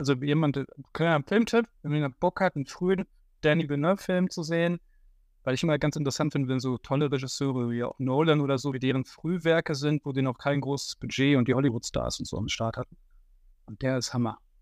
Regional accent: Haltern am See, North Rhine-Westphalia, Germany; in meinem Heimatdorf Altern am See und damals noch Altern

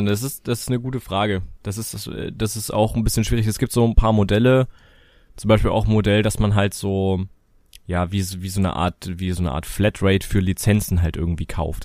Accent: Germany; bei uns in Deutschland

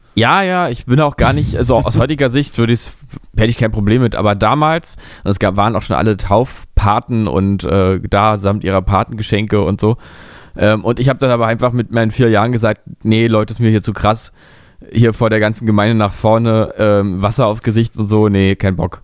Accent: Berlin, Germany; ich bin da ja wirklich äh, in der Kinder, Kindheit ja verbracht in Berlin-Mitte

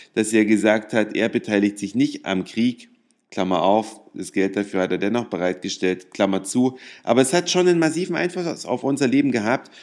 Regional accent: Germany; als Deutsche

